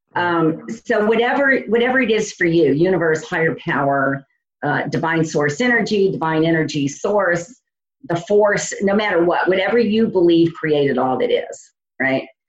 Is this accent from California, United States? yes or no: no; New Orleans, Louisiana, United States; moved away as an adult; now in Indiana, United States